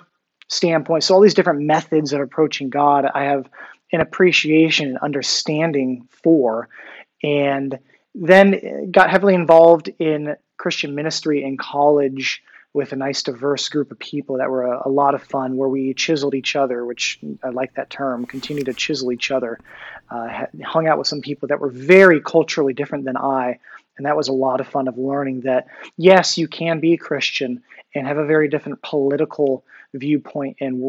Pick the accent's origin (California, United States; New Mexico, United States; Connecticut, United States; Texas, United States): California, United States; San Diego; moved away; also born or lived in New York / Philadelphia / Midwest; Born and raised in San Diego